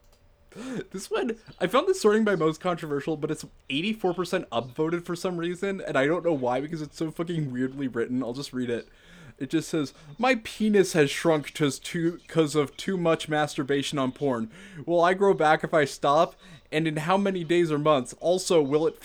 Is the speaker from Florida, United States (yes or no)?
no; Minnesota, United States; growing up in Minnesota